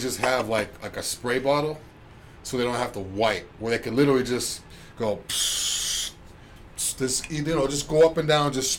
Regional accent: New England, United States; now in Florida, United States; me being from New England

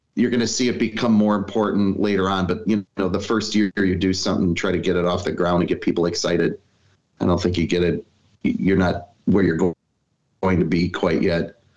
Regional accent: Milwaukee, Wisconsin, United States; I, am born in Milwaukee. Um, I've got deep roots here

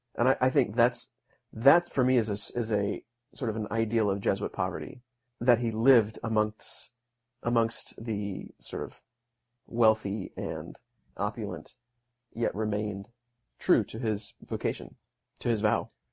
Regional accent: north of Houston, Texas, United States; I'm from just a little ways north of there

